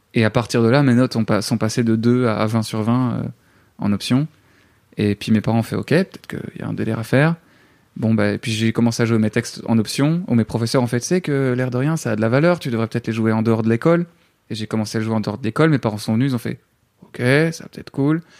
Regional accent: Namur, Wallonia, Belgium; moved away as an adult; now in Paris, France; tu quittes tous tes repères en tant que Belge, tu quittes ton pays

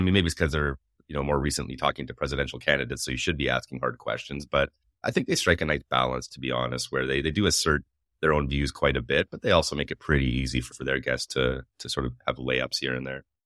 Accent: Canada; I'm Canadian

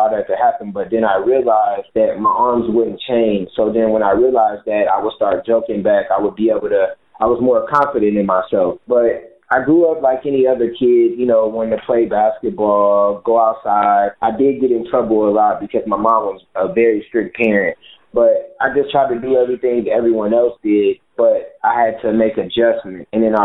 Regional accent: Michigan City, Indiana, United States; I'm from Michigan City, Indiana, and I grew up in the projects

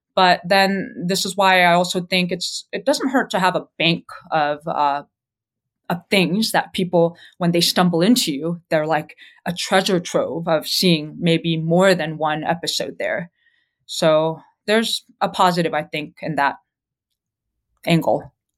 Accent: California, United States; moved away; also born or lived in New York City; I'm actually originally from California

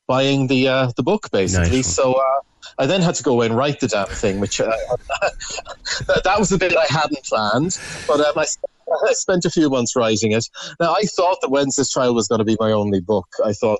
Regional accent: Wexford, Leinster, Ireland; I had some fairly unpleasant experiences growing up in the Ferns Diocese in Wexford

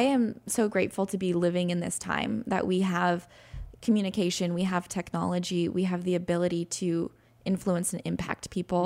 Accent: San Diego, California, United States; moved away as an adult; also born or lived in Missouri; I was born and raised in San Diego, California

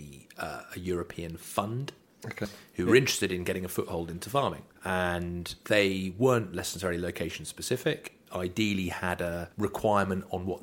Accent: just outside Aldborough, Norfolk, East of England, United Kingdom; moved away; I grew up just outside Aldborough, so I used to play a bit of rugby for Holt

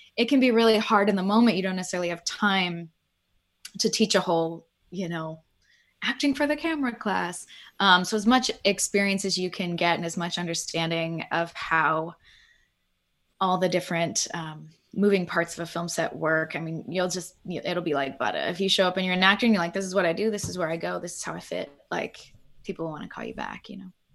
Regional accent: Pittsburgh, Pennsylvania, United States; I grew up in Pittsburgh

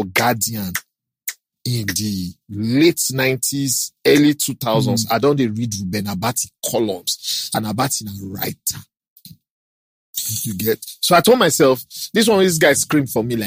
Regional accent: Kogi, Nigeria; also born or lived in Delta State; now in Lagos, Nigeria; I'm from Kogi State

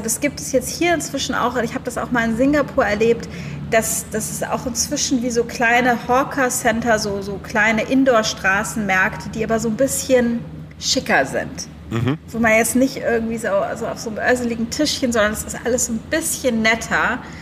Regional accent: Germany; moved away; als Deutsche

